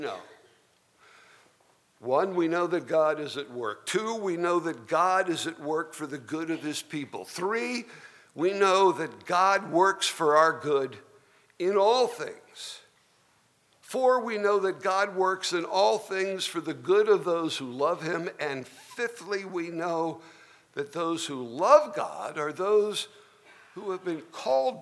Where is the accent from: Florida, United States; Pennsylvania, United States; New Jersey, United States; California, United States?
New Jersey, United States; Trenton; also born or lived in Ewing Township, New Jersey; Even though I was conceived in South Carolina, I was born and raised in New Jersey. But we lived in the city of Trenton